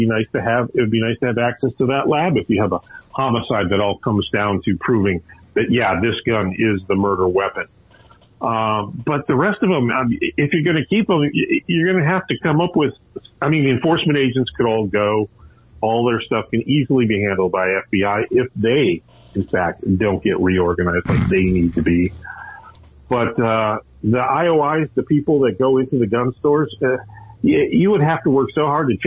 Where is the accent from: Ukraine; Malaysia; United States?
United States; Minnesota; my home state of Minnesota